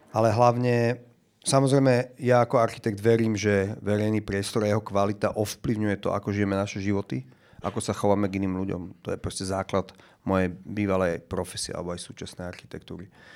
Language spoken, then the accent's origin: Slovak; Bratislava, Bratislava Region, Slovakia; ja som vyrastal väčšinu detstva na Šavku